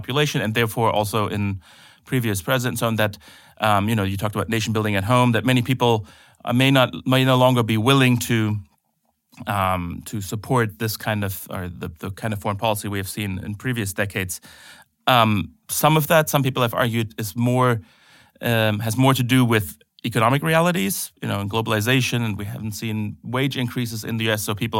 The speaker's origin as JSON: {"language": "English", "country": "Germany", "said": "at least in my home country of Germany, a little too much."}